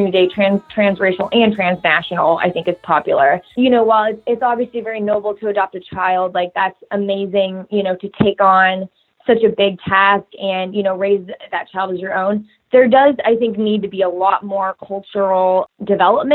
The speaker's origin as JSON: {"language": "English", "region": "Kansas", "country": "United States", "tie": "born or raised there", "said": "I grew up in Kansas"}